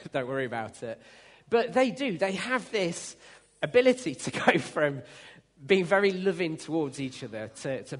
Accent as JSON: {"language": "English", "country": "United Kingdom", "said": "we're British"}